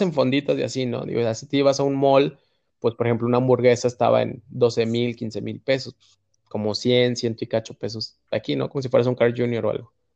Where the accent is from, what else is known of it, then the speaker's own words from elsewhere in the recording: Mexico; nos recibieron a cuatro mexicanos. Era cuatro mexicanos